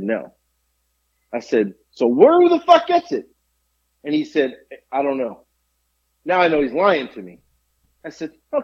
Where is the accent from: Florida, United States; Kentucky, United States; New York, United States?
Florida, United States; Boca Raton; I grew up in Boca Raton